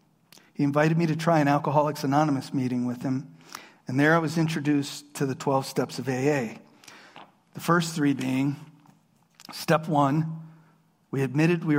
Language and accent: English; Harrisburg, Pennsylvania, United States; I grew up around here in Harrisburg